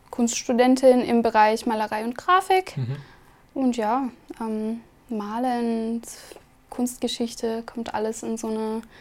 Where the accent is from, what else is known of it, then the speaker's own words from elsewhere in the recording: Kaunas, Kaunas County, Lithuania; German is a second language; Also ich bin geboren und aufgewachsen in Litauen